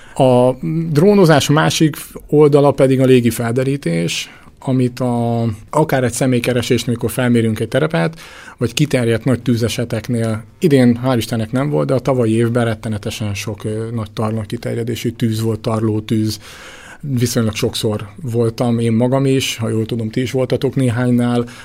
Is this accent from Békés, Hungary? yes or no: yes; Orosháza, Békés, Hungary; én orosházi vagyok, ha riasztanak, sokszor járom a megyét